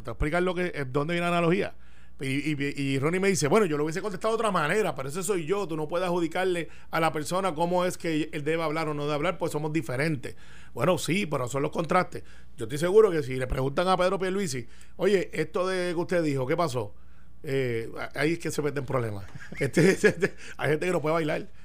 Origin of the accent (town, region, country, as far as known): Puerto Rico